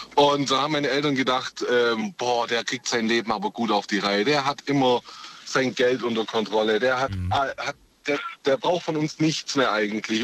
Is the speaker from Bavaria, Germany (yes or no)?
no; Ulm, Baden-Württemberg, Germany; Aus der Ulmer Ecke.